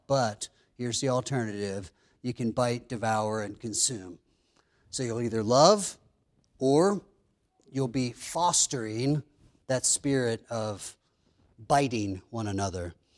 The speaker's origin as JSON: {"language": "English", "region": "Pennsylvania", "country": "United States", "tie": "born or raised there", "said": "growing up in Pennsylvania, we had a couple dozen chickens"}